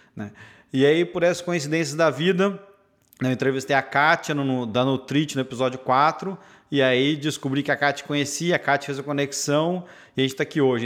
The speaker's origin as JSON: {"language": "Portuguese", "town": "Patrocínio", "region": "Minas Gerais", "country": "Brazil", "tie": "born or raised there", "moved": "yes", "lives_now": "United States", "said": "Eu sou mineiro, cresci em patrocínio interior de Minas"}